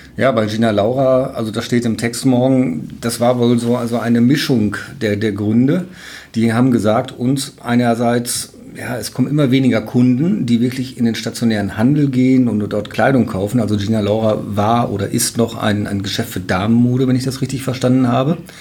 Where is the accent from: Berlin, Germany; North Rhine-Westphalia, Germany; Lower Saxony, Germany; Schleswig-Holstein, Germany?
North Rhine-Westphalia, Germany; Münster; moved away; also born or lived in Emden; Ich komme gebürtig aus Münster